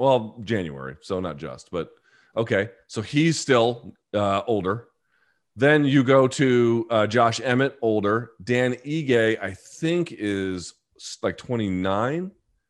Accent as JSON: {"language": "English", "country": "Australia", "said": "I'm Australian, so obviously I have a biased view of Volkanovski."}